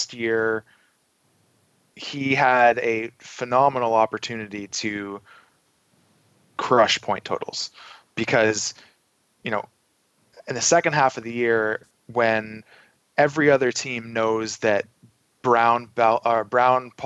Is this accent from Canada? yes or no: yes; outside of Toronto, Ontario, Canada; I grew up shortly outside of Toronto